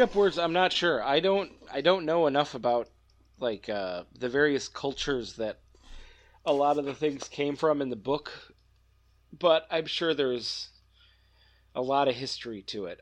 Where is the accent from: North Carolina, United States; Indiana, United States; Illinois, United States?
Illinois, United States; Northern; now in Wisconsin, United States; I grew up in Northern Illinois, live in Wisconsin